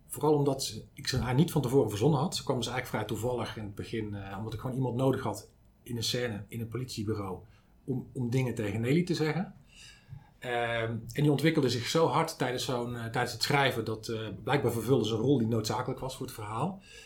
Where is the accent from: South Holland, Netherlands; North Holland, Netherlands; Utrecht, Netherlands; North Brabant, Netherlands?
North Holland, Netherlands; Zaandam; ik kom uit Zandam